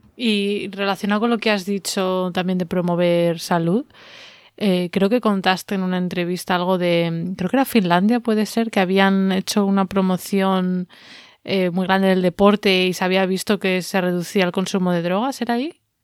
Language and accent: Spanish; Valladolid, Castile and León, Spain; en Valladolid, que es de donde yo soy, o donde me crié